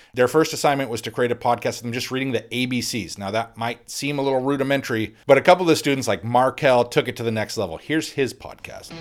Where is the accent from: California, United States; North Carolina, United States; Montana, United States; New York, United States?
Montana, United States; Kalispell; I had so many amazing teachers growing up in Kalispell, Montana